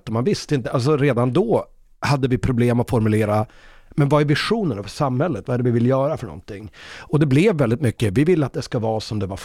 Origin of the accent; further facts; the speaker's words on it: Umeå, Västerbotten County, Sweden; moved away as an adult; also born or lived in Gothenburg; jag är ju uppväxt i, i Umeå. Och det är ju en väldigt röd stad.